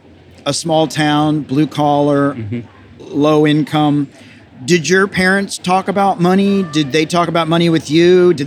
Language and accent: English; Tennessee, United States; I'm from Tennessee